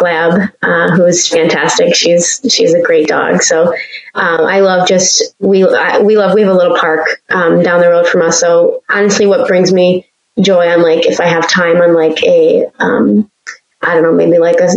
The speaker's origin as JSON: {"language": "English", "region": "Michigan", "country": "United States", "tie": "born or raised there", "also_born_or_lived": "Petersburg, Virginia", "said": "growing up in Michigan, my grandparents lived up north, not the UP, but north."}